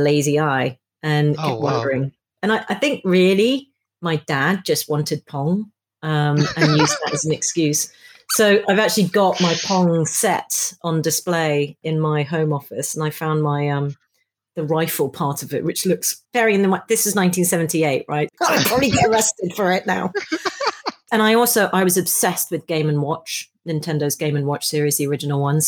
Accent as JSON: {"language": "English", "country": "Hong Kong", "tie": "born or raised there", "moved": "yes", "lives_now": "United Kingdom", "said": "I grew up in Hong Kong in the 70s."}